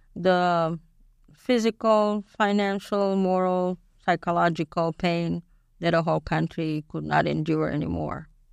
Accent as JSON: {"language": "English", "region": "Bucharest", "country": "Romania", "tie": "born or raised there", "moved": "as an adult", "lives_now": "United States", "said": "I was born in Bucharest"}